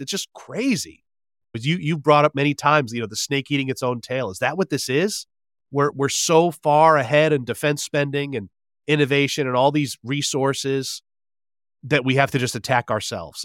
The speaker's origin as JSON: {"language": "English", "country": "United States", "said": "I'm an American. I'm sorry to say, I'm an American."}